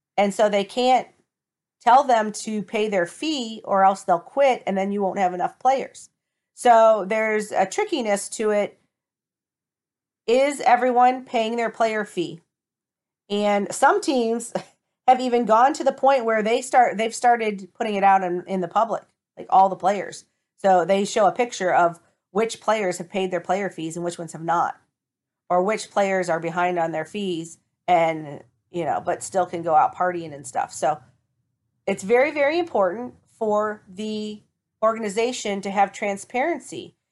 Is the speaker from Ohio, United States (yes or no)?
yes; Toledo, Ohio, United States; my hometown, the Toledo Reign